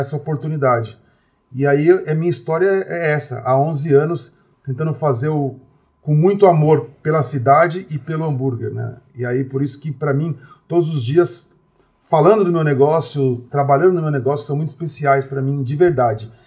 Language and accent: Portuguese; Osasco, São Paulo, Brazil; sou de Osasco, que é uma cidade muito grande, de 800 mil habitantes